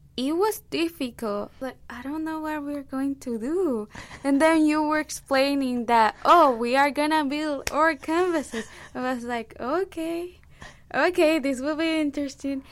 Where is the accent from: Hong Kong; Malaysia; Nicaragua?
Nicaragua; English is a second language; moved away as an adult; now in United States; I'm from Nicaragua